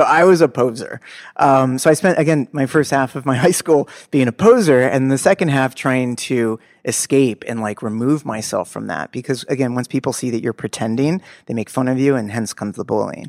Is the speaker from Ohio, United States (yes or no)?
no; Los Angeles, California, United States; I grew up in Los Angeles, in, in Bel Air, the slums of Bel Air